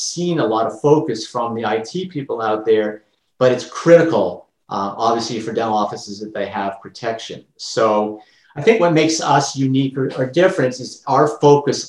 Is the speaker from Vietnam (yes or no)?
no; Canada; I'm Canadian and I've got lots of Canadian clients